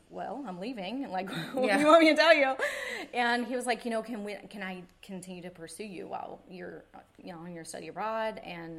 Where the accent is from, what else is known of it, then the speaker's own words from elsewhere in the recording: East Coast, United States; you know, I'm a girl from the East Coast, grew up fishing and being so outdoorsy